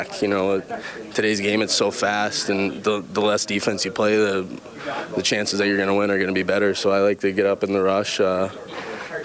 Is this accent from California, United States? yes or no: no; Florida, United States; growing up in Florida